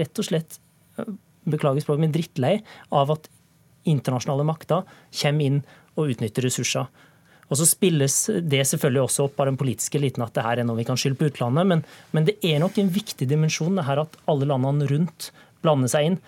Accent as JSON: {"language": "Norwegian", "country": "Norway", "said": "jeg ikke er fransk, og at jeg er norsk"}